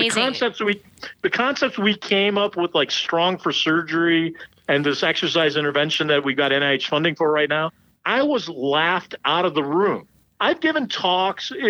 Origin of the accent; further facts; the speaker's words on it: Chicago, Illinois, United States; also born or lived in India; I was born in India, came here to the U.S., grew up in the suburbs of Chicago. My family moved back to India, then I came back.